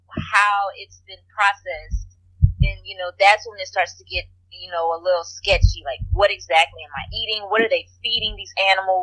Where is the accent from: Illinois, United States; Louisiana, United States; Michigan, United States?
Louisiana, United States; Lafayette; I'm originally from Lafayette, Louisiana, in a Cajun country